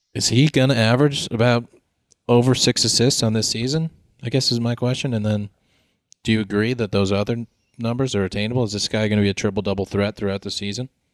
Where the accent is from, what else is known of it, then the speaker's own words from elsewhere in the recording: Connecticut, United States; We're from Connecticut